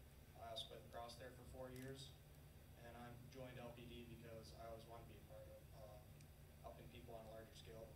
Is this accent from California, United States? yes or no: no; Hartland, Michigan, United States; I grew up in Heartland, Michigan.